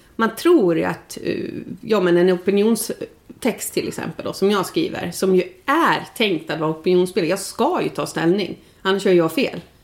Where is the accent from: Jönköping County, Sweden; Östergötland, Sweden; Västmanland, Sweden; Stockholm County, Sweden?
Stockholm County, Sweden; outside Stockholm; moved away as an adult; also born or lived in Leksand, Sweden; now in Insjön, Sweden; jag är ju född och uppvuxen utanför Stockholm